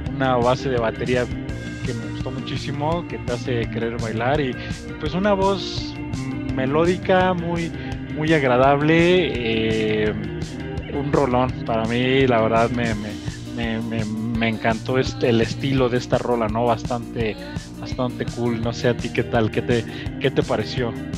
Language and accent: Spanish; Mexico; acá en nuestro país, en México